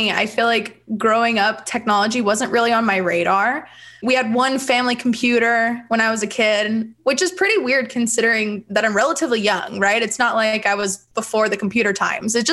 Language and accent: English; Bakersfield, California, United States; born and raised in Bakersfield, California. So midtown girl